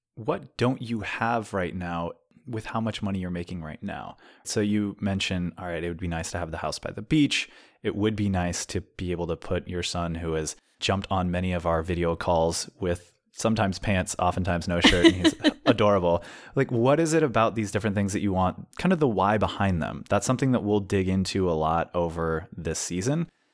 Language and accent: English; San Luis Obispo, California, United States; moved away; I am staying with a friend in San Luis Obispo, which is my hometown